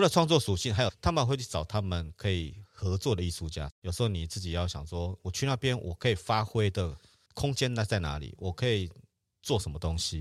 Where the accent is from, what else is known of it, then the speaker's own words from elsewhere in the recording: Taiwan; 我是台湾来的